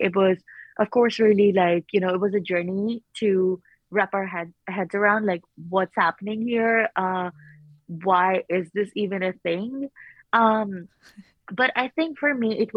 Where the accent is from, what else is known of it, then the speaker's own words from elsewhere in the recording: Pakistan; moved away; I'm originally from Pakistan